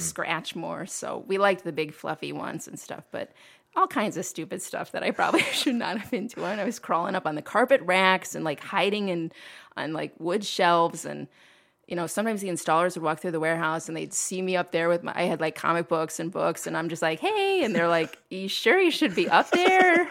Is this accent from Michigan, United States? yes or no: no; Toledo, Ohio, United States; I was born in Toledo, grew up in, uh, um, Old Orchard neighborhood